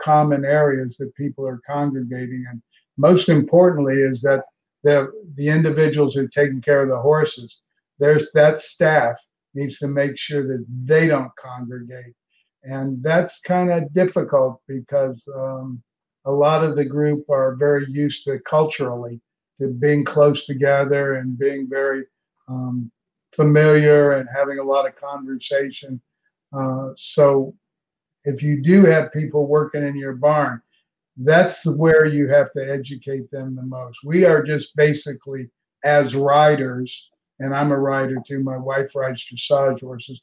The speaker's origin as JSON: {"language": "English", "town": "Ocala", "region": "Florida", "country": "United States", "tie": "born or raised there", "lives_now": "Palm Beach, United States", "said": "I grew up in Ocala"}